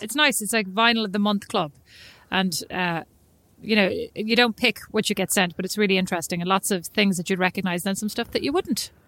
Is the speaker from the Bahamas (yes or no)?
no; Ireland; moved away as an adult; I'm Irish